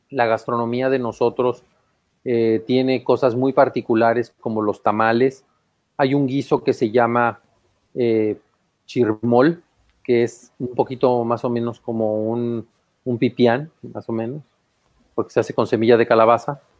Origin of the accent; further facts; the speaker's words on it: Mexico; pusimos nuestra mesita, nuestros manteles coloridos, ya sabes cómo somos los mexicanos, y tendí mis cosas.